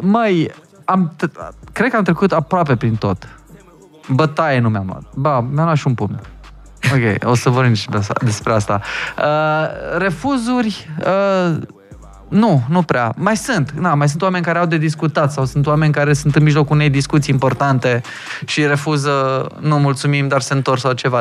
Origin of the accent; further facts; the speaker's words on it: Hunedoara, Hunedoara County, Romania; now in Bucharest, Romania; că eu sunt din Hunedoara